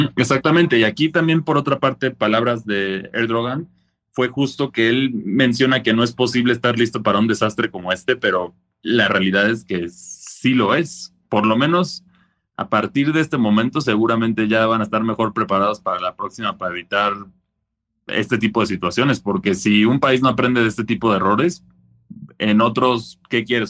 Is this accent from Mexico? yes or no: yes; Mexico; nosotros como mexicanos generalmente ya estamos listos para este tipo de cosas porque los, terremotos son prácticamente una, son de día a día aquí en México